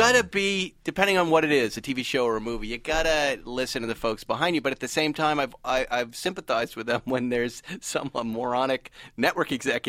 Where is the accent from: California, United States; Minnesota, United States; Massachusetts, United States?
Massachusetts, United States; We grew up in Massachusetts.